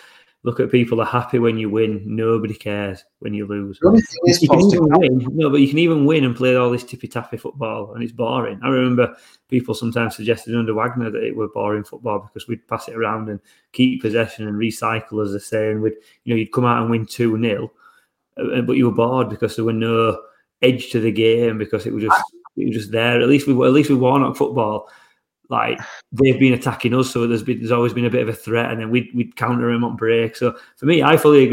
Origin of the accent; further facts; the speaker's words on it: England, United Kingdom; as English people